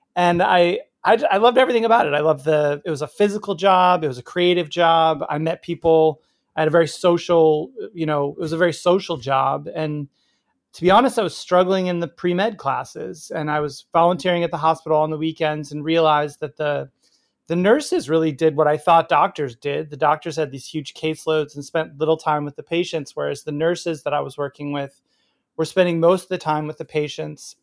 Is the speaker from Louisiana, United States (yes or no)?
no; Oak Park, Illinois, United States; also born or lived in Wisconsin / New York City; now in Portland, United States; I grew up in Oak Park, uh, in River Forest, Illinois, uh, west suburbs of Chicago